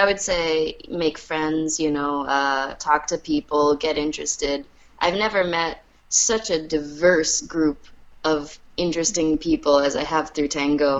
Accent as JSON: {"language": "English", "town": "New York City", "region": "New York", "country": "United States", "tie": "born or raised there", "said": "I grew up in New York City"}